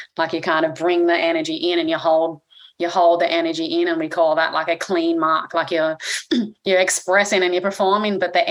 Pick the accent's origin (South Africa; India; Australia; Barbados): Australia; I grew up in Australia